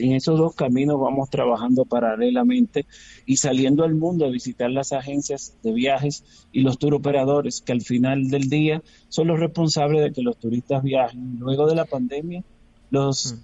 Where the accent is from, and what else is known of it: Dominican Republic